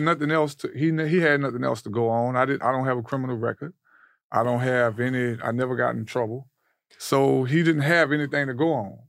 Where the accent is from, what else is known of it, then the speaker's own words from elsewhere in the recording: New Orleans, Louisiana, United States; New Orleans